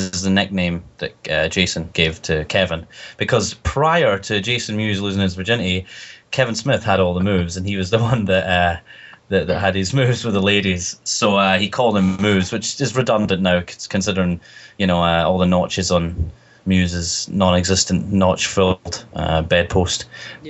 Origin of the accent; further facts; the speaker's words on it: Scotland, United Kingdom; accent: Scottish; I dull my Scottish accent down when I'm doing promos or when I'm doing podcasts